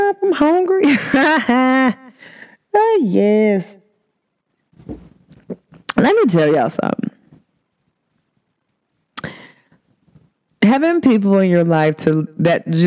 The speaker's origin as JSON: {"language": "English", "town": "Cincinnati", "region": "Ohio", "country": "United States", "said": "I'm from Cincinnati"}